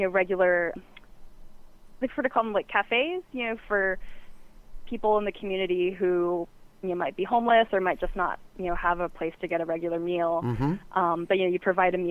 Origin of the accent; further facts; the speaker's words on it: the South, United States; moved away; I'm from the South originally